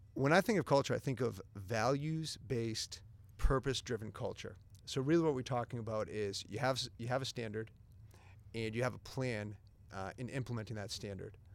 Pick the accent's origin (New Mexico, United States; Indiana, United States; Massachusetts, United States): Massachusetts, United States; Methuen; I grew up in the Merrimack Valley, uh, went to Methuen High School